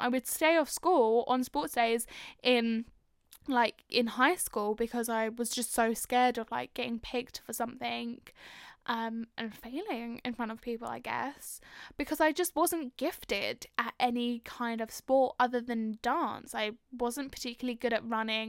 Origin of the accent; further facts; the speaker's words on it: London, United Kingdom; I am from North London.